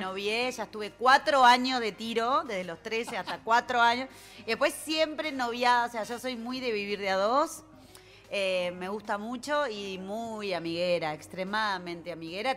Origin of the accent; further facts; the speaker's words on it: Montevideo, Uruguay; nací en Punta Carretas y vivo ahí